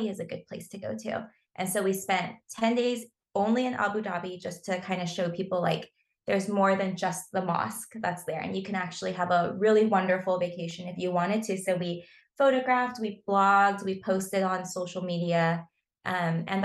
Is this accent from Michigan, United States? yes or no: no; Southern California, United States; I grew up in Southern California